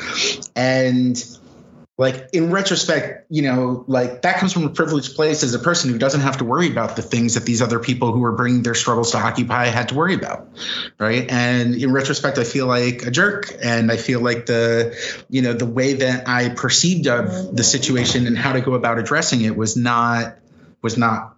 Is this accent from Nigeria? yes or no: no; United States; American Jews